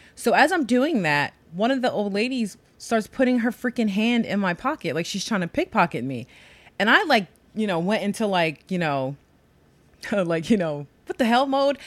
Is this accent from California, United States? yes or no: no; New York City, New York, United States; growing up in New York